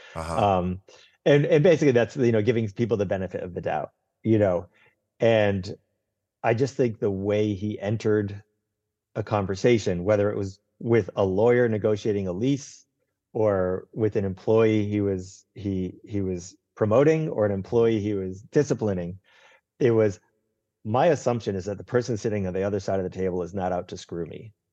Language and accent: English; Northeast, United States; I grew up in the Northeast